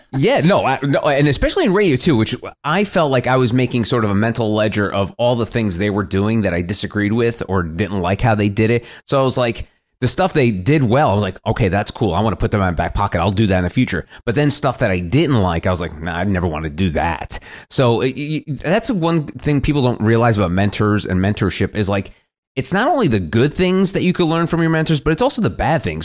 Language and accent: English; New Jersey suburbs, United States; I was a kid growing up in the Jersey suburbs